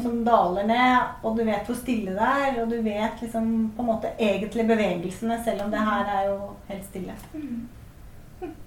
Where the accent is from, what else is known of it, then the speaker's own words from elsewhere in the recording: Bærum, Akershus, Norway; jeg er jo født og oppvokst i Bærum og gikk på Bærum musikkskole